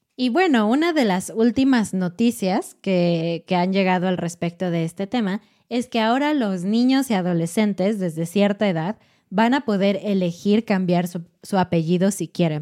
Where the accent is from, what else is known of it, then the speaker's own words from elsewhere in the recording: Mexico; particularmente mexicana como la nuestra